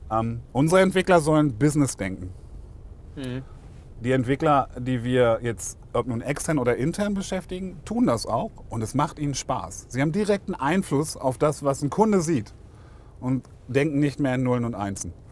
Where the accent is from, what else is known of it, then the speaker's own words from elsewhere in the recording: Lower Saxony, Germany; now in Stuttgart, Germany; Ich bin ja Niedersachse.